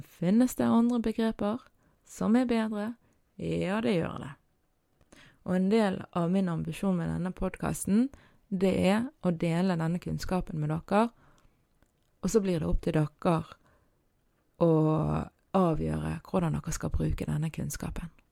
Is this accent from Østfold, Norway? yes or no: no; Bergen, Vestland, Norway; på dialekten min og på hvor i Bergen jeg er ifra